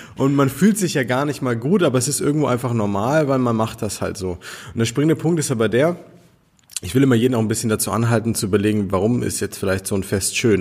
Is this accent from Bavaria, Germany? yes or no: yes; Nuremberg, Bavaria, Germany; wir kommen aus Nürnberg hier